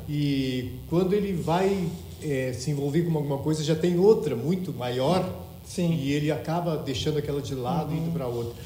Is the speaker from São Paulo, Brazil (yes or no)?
no; Porto Alegre, Rio Grande do Sul, Brazil; also born or lived in Cacequi, Rio Grande do Sul; ao longo da minha vida tinha sido em Porto Alegre e eu nasci em Caciqui